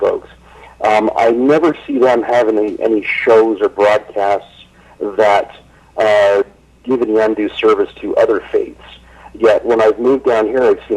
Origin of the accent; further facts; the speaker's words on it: Canada; moved away as an adult; now in Orem, United States; I'm from Canada originally